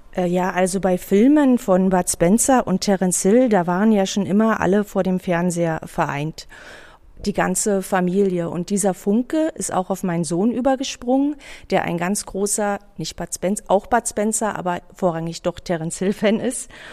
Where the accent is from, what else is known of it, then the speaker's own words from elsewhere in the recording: Berlin, Germany; Ich bin ein ähm, sozusagen ein Kind des Prenzlauer Berges